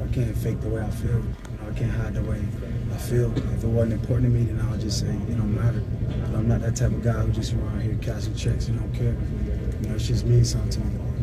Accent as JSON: {"language": "English", "town": "Miami", "region": "Florida", "country": "United States", "said": "I'm from Liberty City"}